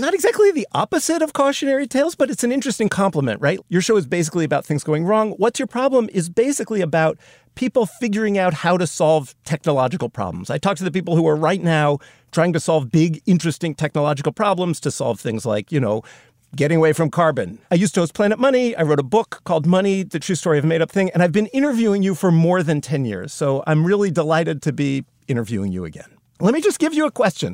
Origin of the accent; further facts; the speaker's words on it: United States; being an American